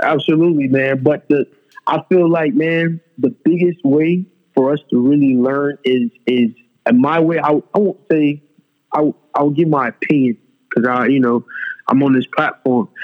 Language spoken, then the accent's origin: English; Fort Lauderdale, Florida, United States; also born or lived in Dubai; I'm from South Florida. I was born in Fort Lauderdale, Broward County.